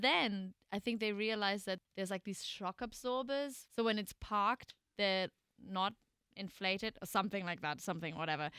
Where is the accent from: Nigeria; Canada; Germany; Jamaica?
Germany; moved away as an adult; also born or lived in New York; got to my hometown in Germany where we're kind of currently living